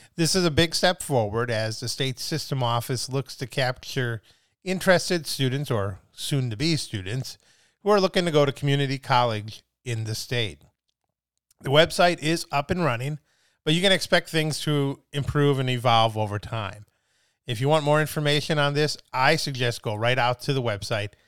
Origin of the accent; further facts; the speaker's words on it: Midwest, United States; now in California, United States; I'm from the Midwest